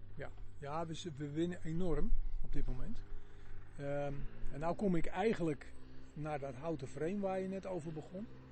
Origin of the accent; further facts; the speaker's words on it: Zaanstreek, North Holland, Netherlands; ik kom uit de Zaanstreek, dat was toen het grootste industriële gebied